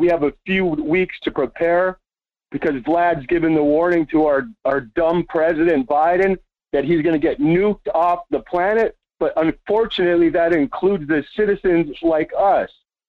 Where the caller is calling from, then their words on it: Las Vegas, Nevada, United States; from Las Vegas.